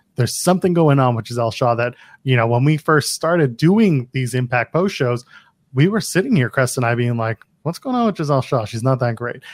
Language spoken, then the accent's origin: English; Canada; I'm Canadian